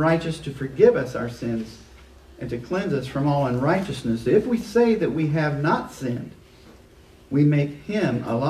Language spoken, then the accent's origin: English; Liberty, Missouri, United States; moved away as an adult; I'm from Liberty. I spent the first 18 years of my life there and moved here in 81